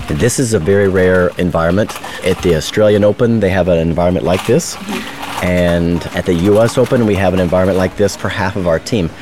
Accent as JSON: {"language": "English", "town": "Chattanooga", "region": "Tennessee", "country": "United States", "said": "I'm from Chattanooga, Tennessee, United States"}